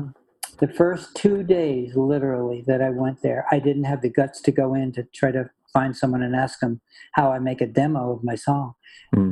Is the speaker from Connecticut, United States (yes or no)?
yes; Connecticut, United States; I grew up in Connecticut.